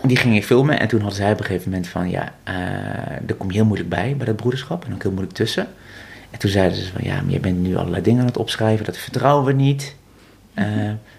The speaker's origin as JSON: {"language": "Dutch", "town": "Vught", "region": "North Brabant", "country": "Netherlands", "tie": "born or raised there", "said": "ik ben geboren, geboren in Vught"}